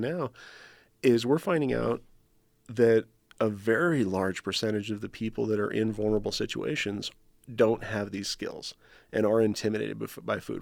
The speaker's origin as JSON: {"language": "English", "region": "New Mexico", "country": "United States", "tie": "born or raised there", "said": "I grew up in New Mexico"}